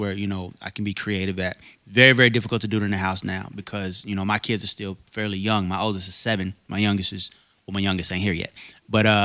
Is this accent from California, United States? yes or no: no; Arkansas, United States; moved away; I'm from Arkansas originally.